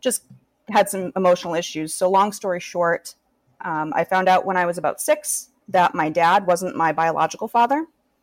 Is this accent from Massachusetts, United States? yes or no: yes; Massachusetts, United States; I'm from Massachusetts in the States